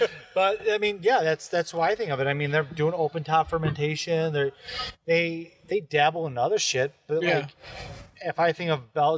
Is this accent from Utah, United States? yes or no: no; Buffalo, New York, United States; Okay, I grew up in Lovejoy.